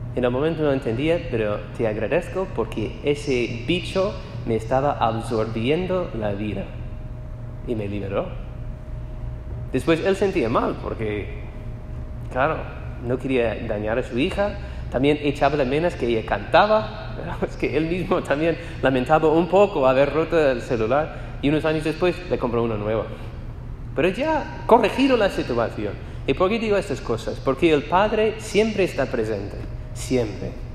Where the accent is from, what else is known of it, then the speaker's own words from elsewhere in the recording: United States; Spanish is a second language; moved away as an adult; also born or lived in Spain; soy de los Estados Unidos